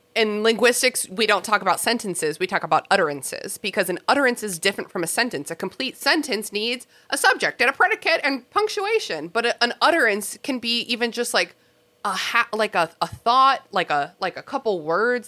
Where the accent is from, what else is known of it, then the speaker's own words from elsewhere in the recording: Mid-Atlantic United States, United States; mid-Atlantic uh, Americans